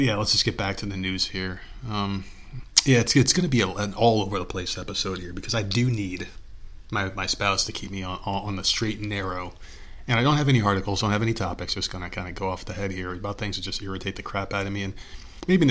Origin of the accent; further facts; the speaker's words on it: United States; I've been an American my whole life. I was born here